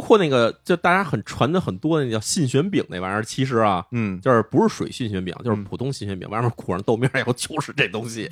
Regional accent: Beijing, China; 我从小在那哪儿长大嘛，在那个王府井市东单这地儿长大的

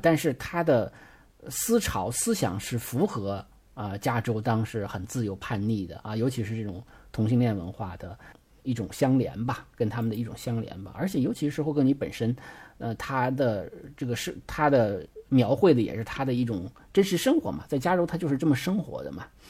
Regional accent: China; 因为我们中国人的中国画里的技法有那像泼墨大写意是吧？

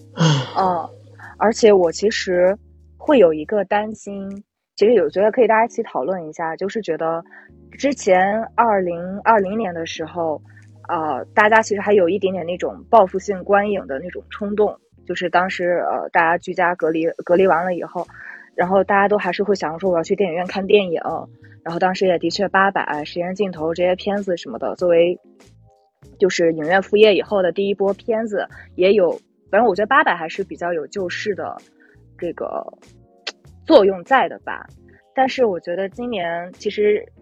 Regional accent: Qingdao, Shandong, China; now in Beijing, China; 因为我也是青岛人

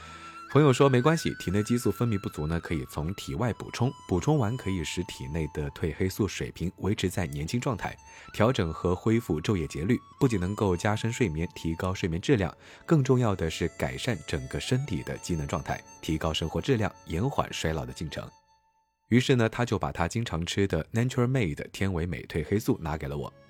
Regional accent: South China, China; 当看到这白雪皑皑的场景，作为南方人的…还是会激动不已。

